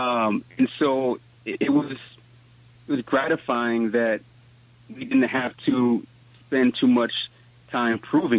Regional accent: New York City, New York, United States; I'm from East Flatbush, Brooklyn

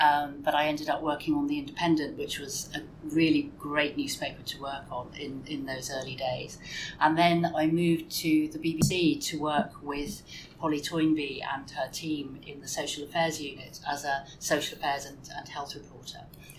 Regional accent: London, United Kingdom; born there; also born or lived in Hampshire / Kent / Denmark; I was born in London and we lived in Hampshire, we lived in Kent.

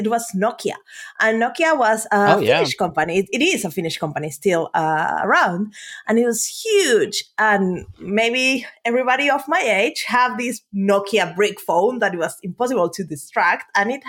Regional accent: Uruguay; moved away as an adult; now in Finland; Yeah, I'm from Uruguay. I was born there, and I lived in Uruguay until I was 23, when I decided to go to Finland on an exchange program. My plan was to come here for 1 year. I was, by that time, this was 12 years ago

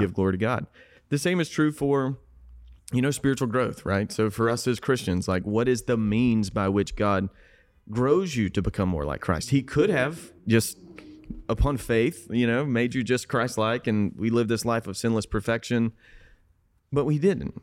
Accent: South Georgia, United States; moved away; I grew up in South Georgia

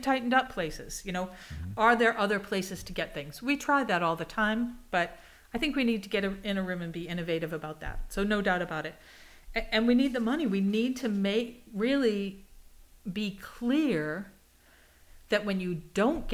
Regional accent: Boston, Massachusetts, United States; moved away as an adult; now in Kansas, United States; I am from Boston

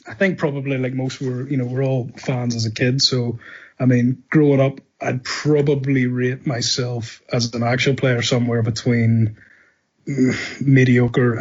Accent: Northern Ireland, United Kingdom; moved away as an adult; also born or lived in United States / London; I'm from Northern Ireland. I currently live in Northern Ireland. I'm back in Northern Ireland after many years sort of working away, either in the States or in London

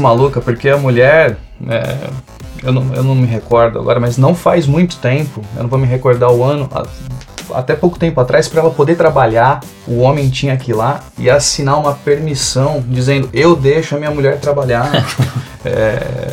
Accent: São Paulo, Brazil; moved away as an adult; now in Rio Grande do Sul, Brazil; sou de São Paulo, estou morando aqui no Rio Grande do Sul desde 2019.

